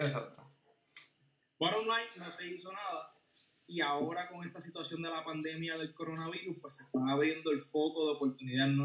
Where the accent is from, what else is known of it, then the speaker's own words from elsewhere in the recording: Puerto Rico; Somos, eh, somos un territorio no incorporado, somos ciudadanos americanos